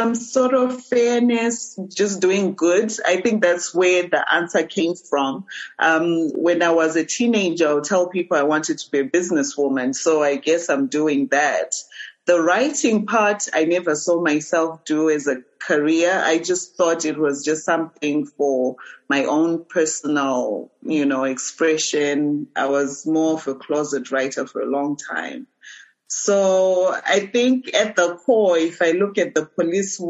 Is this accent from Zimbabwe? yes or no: yes; Harare, Zimbabwe; also born or lived in Beitbridge, Zimbabwe / United States; now in Mutare, Zimbabwe; I grew up in Harare